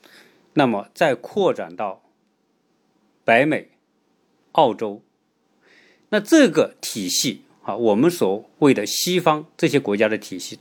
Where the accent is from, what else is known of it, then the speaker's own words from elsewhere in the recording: China; 哎，我们从中国来的到其他这些西方国家，你会发现很多方面会有很大的差别。